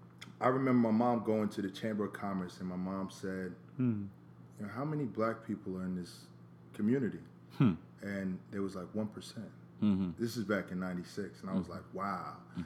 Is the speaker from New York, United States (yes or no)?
yes; New York, United States; moved away; also born or lived in Atlanta; growing up in New York